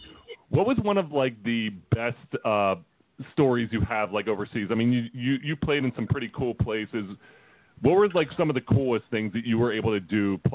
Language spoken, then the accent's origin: English; Philadelphia, Pennsylvania, United States; And granted, we're from Philly.